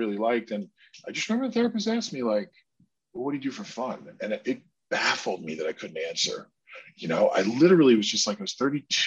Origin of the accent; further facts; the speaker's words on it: New Jersey, United States; I was born in New Jersey